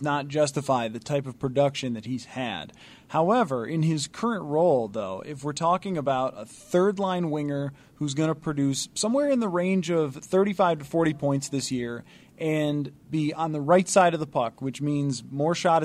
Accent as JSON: {"language": "English", "town": "Buffalo", "region": "New York", "country": "United States", "tie": "born or raised there", "moved": "yes", "lives_now": "Minnesota, United States", "said": "I grew up in the Western New York, Buffalo area"}